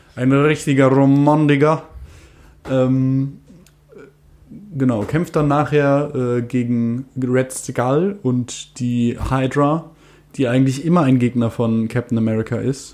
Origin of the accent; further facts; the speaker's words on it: Germany; als Deutscher